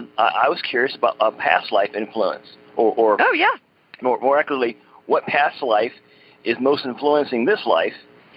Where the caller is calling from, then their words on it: Oklahoma, United States; I'm calling from Brokeder, Oklahoma.